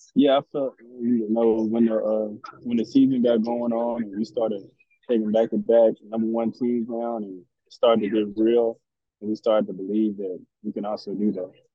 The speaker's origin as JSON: {"language": "English", "region": "Alabama", "country": "United States", "also_born_or_lived": "Ohio", "moved": "as an adult", "said": "I'm from Alabama"}